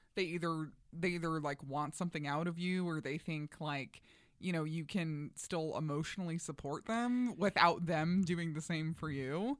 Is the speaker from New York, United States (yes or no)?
yes; New York, United States; moved away; I'm originally from New York